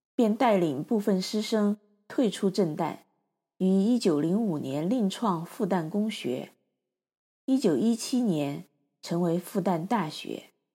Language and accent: Chinese; Chengdu, Sichuan, China; also born or lived in Chongqing; 成都是我成长之处